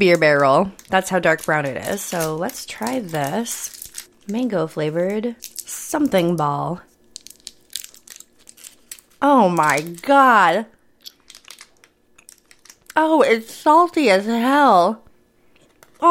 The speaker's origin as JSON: {"language": "English", "region": "Midwest", "country": "United States", "tie": "born or raised there", "said": "I grew up in the Midwest where we have party peanuts"}